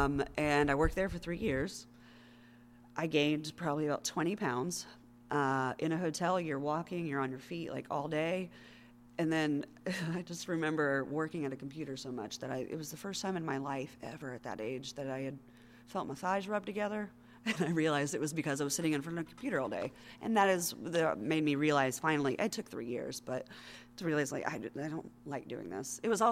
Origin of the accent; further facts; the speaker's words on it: Knoxville, Tennessee, United States; moved away as an adult; also born or lived in North Carolina; I moved for the first time in my life out of my hometown of Knoxville, Tennessee, with my husband